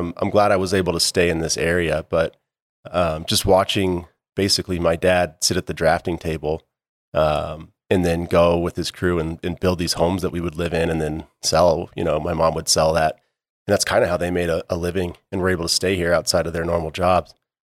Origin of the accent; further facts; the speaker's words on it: Jackson, Wyoming, United States; Born and raised in Jackson. Yeah, I kind of grew up on the West Bank in Wilson.